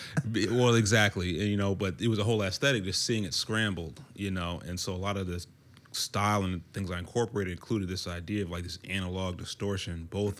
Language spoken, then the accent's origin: English; DMV area, United States; also born or lived in Mons, Belgium; And it's military family. And so then we moved over to the East Coast to the DMV area after a while. And, you know, I went to high school and middle school and stuff here, so I connect deeply with the DMV ar